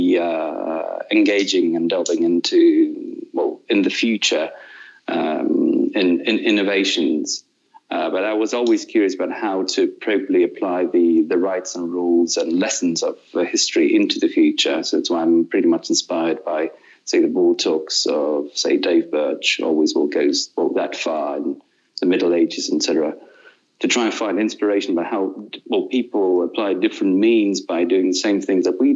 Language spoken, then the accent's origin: English; Moscow, Russia; English is a second language; my parents are Russians. I was born in Moscow